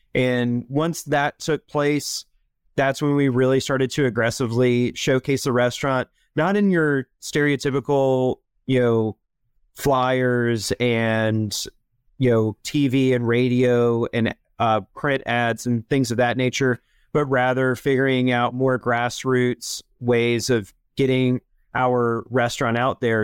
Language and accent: English; Charlotte, North Carolina, United States; I am originally from Charlotte, North Carolina, which is definitely the exception, not the rule. When I was born here